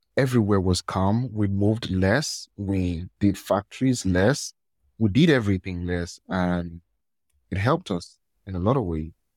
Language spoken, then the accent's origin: English; Nigeria; I'm from Nigeria.